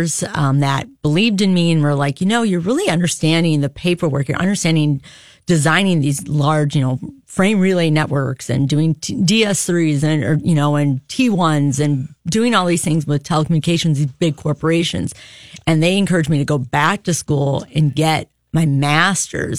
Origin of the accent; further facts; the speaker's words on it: Racine, Wisconsin, United States; Racine, Wisconsin, a great place on a great lake